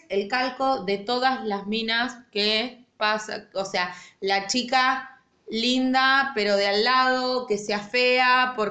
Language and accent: Spanish; Lanús, Buenos Aires Province, Argentina; Y yo soy de Lanús, en Lanús tampoco sucedía.